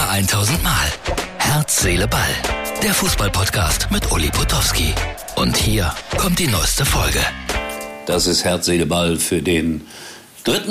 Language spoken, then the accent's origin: German; Rhine-Herne Canal, between Essen and Gelsenkirchen, North Rhine-Westphalia, Germany; ich als Kind am Rhein-Herne-Kanal gewohnt habe und dann ging es nach links an die Hafenstraße nach Essen und nach rechts zur Glückaufkampfbahn